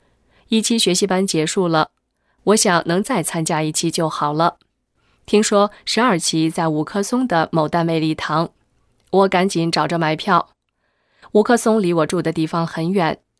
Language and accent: Chinese; Beijing, China; 我小时候在北京郊区的农村住过几年，关于佛道神及鬼的概念，都是坐在小板凳上听老太太们讲故事得来的。